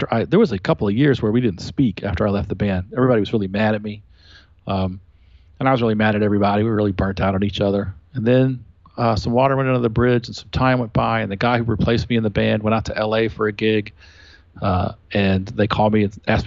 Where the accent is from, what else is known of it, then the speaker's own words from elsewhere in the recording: Columbus, Georgia, United States; moved away; also born or lived in North Carolina; Columbus, Georgia, where I grew up